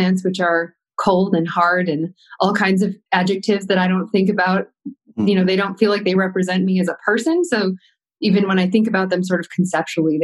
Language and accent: English; Williamsville, New York, United States; I grew up outside Buffalo, New York, in a town called Williamsville